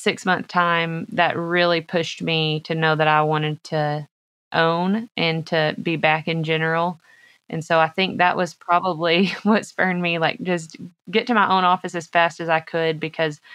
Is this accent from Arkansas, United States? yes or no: yes; Arkansas, United States; I am originally from Arkansas.